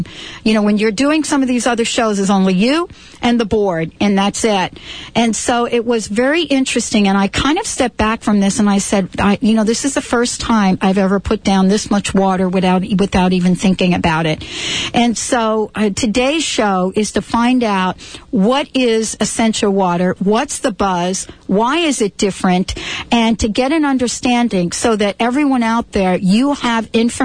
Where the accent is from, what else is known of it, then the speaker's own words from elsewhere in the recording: New York City, New York, United States; I'm a girl from the Bronx. I grew up in the Bronx